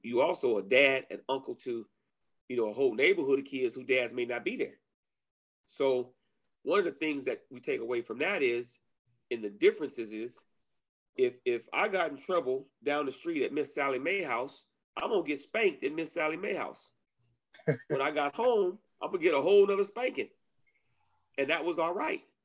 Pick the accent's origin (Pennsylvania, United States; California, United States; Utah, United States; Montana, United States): California, United States; Inglewood; growing up in Inglewood